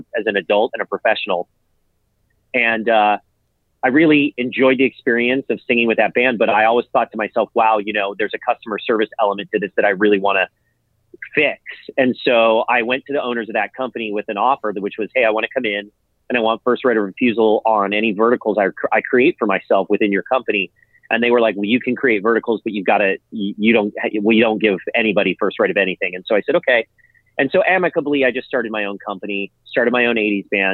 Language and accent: English; Los Angeles, California, United States; I grew up in San Pedro, California